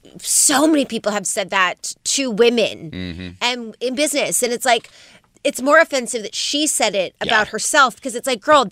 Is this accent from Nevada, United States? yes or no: yes; Las Vegas, Nevada, United States; It's coming out of my hometown